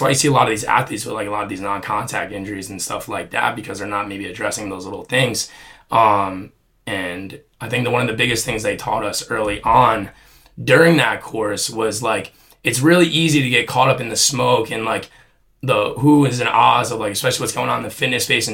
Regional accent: New Jersey, United States; growing up in Jersey

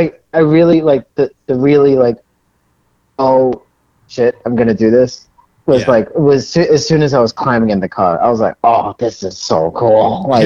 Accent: Berlin, Massachusetts, United States; I grew up in Berlin.

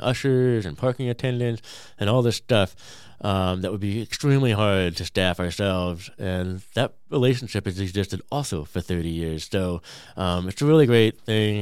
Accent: California, United States; now in Peoria, United States; I grew up in California

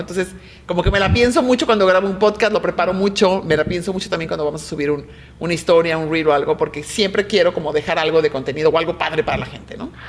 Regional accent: Mexico; soy una mujer mexicana, súper orgullosa de ser mexicana

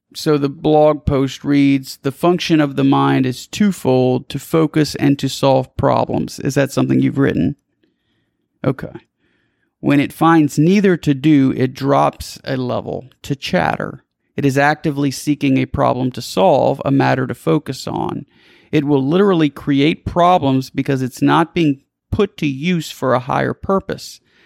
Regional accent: South Louisiana, United States; I'm from South Louisiana.

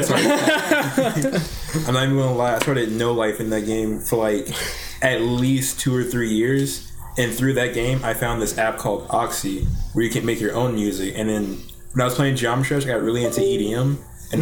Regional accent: Jacksonville, Alabama, United States; I'm born and raised in uh, Jacksonville

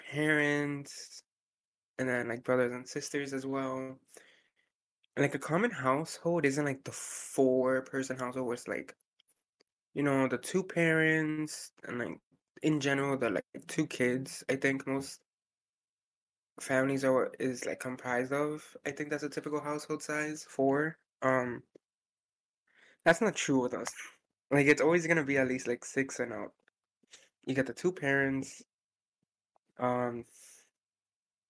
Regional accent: United States; I'm the first American out of, I don't know how many generations, to be honest. My family were the first ones to migrate over

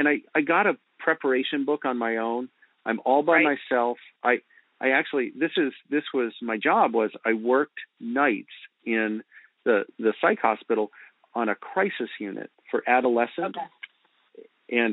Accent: Virginia Beach, Virginia, United States; moved away as an adult; also born or lived in Princeton, New Jersey / northern New Jersey; now in Lancaster, United States; I grew up in Virginia Beach, Virginia

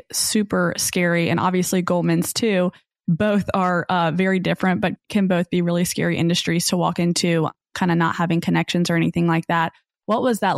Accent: the South, United States; I was from the South

